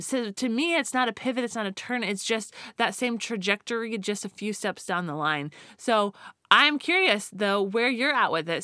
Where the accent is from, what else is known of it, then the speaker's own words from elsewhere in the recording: Colorado, United States; now in California, United States; growing up in Colorado